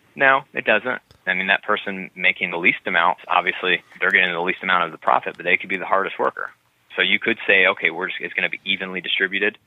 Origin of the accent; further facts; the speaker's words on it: New Albany, Indiana, United States; now in Mount Pleasant, United States; where I grew up in New Albany, Indiana